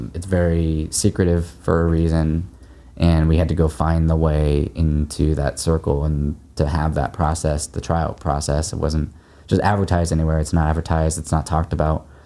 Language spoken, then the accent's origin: English; Happy Valley, Oregon, United States; moved away as an adult; also born or lived in San Francisco; I grew up in Happy Valley